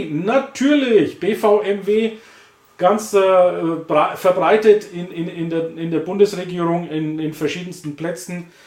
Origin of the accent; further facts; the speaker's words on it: Bavaria, Germany; Ich bin ja aus Franken, Nordbayern und Thüringen grenzt ja direkt